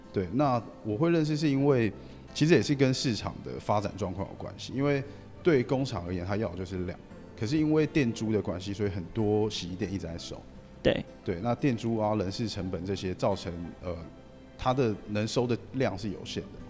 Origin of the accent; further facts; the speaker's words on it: Taiwan; 因为我们台湾人其实旅游不，不喜欢用A P P